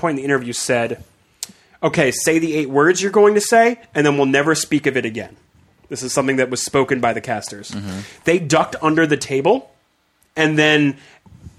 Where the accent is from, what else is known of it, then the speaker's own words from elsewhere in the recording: United States; we as a American people